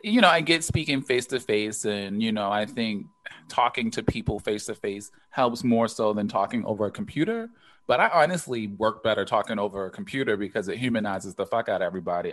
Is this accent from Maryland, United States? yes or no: yes; Baltimore, Maryland, United States; growing up in Baltimore. Granted, we were like super young with the crack era